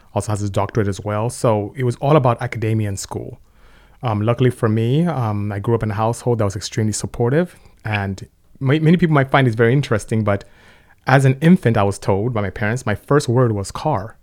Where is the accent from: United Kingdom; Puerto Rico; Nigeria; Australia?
Nigeria; moved away as an adult; also born or lived in Lynwood, California; now in United States; you can hear from my accent. I'm not from here. I'm Nigerian, from West Africa. Came here to study chemical engineering, and, uh, ended up staying.